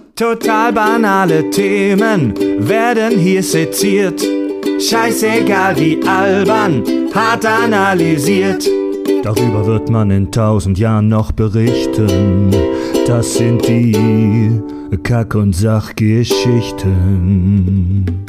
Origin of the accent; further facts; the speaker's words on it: Southern Germany, Germany; hier von uns als Süddeutscher